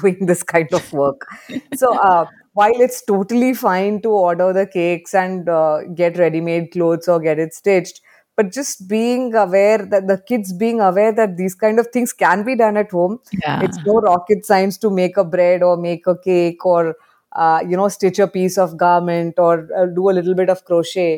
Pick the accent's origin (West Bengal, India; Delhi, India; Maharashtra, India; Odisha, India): Maharashtra, India; Mumbai; my generation growing up in Bombay, I didn't have access to any garden or anything